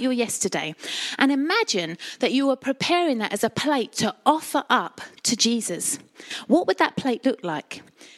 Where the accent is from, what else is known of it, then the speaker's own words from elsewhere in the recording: Colchester, East of England, United Kingdom; I'm a Colchester girl, born and bred in Essex